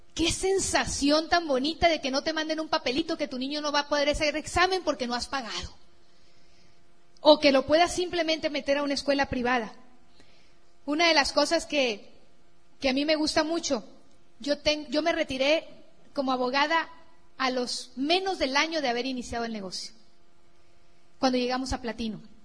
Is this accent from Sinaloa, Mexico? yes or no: yes; Sinaloa, Mexico; mi tierra así de Sinaloa, la playa de Mazatlán